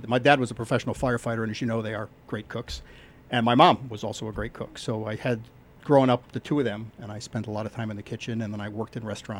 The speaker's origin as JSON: {"language": "English", "region": "Western Connecticut", "country": "United States", "tie": "born or raised there", "moved": "yes", "lives_now": "North Fork, Long Island, United States", "said": "as a kid, I grew up in Western Connecticut, and I spent almost all of my time in the woods."}